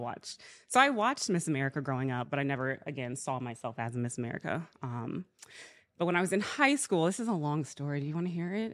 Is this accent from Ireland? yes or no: no; Georgia, United States; also born or lived in Alabama; I was born in Alabama. I was raised in Georgia